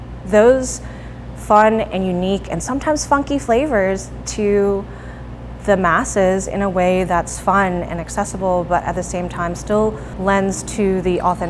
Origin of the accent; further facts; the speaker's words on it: the South, United States; Growing up in the South as an Asian American